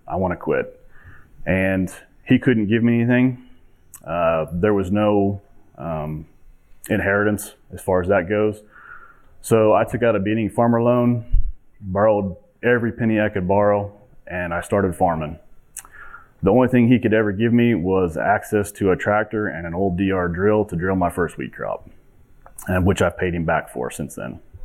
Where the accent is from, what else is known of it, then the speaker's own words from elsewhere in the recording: Montezuma, Kansas, United States; I'm 38 years old from a small town in southwest Kansas called Montezuma